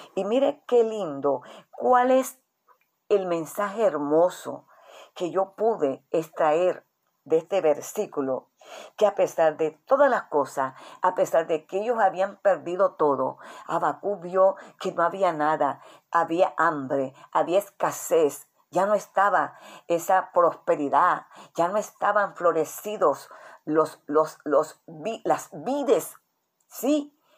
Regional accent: Colombia; nuestra nación, Colombia

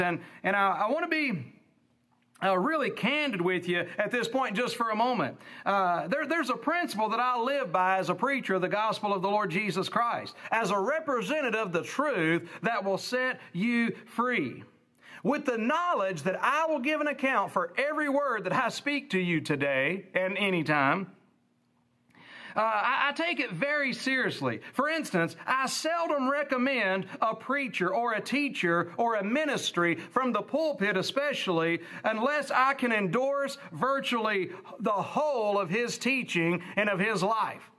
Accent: United States; as an American

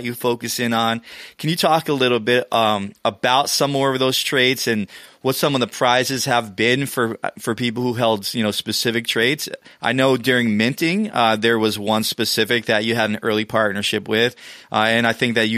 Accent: New York City area, New Jersey, United States; growing up in the New Jersey, kind of New York City area

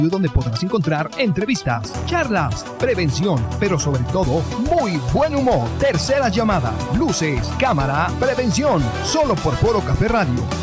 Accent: Colima, Mexico; desde la ciudad de Colima, donde me encuentro, mi ciudad natal

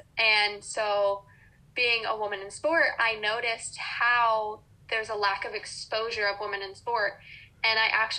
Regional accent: Austin, Texas, United States; moved away as an adult; now in Maryland, United States; growing up in the South in Texas

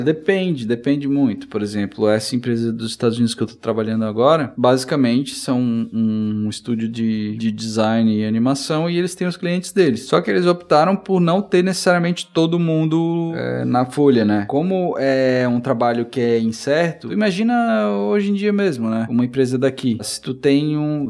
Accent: Brazil; coincidiu de eu ser brasileiro

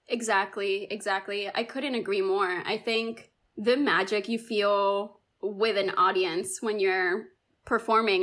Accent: Miami, Florida, United States; born or raised there; also born or lived in Cuba

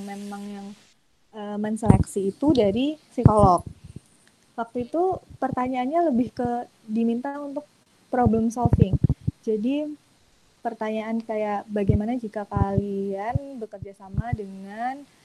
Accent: Bantul, Special Region of Yogyakarta, Indonesia; saya asli orang Bantul jadi uh, di dekat UMY

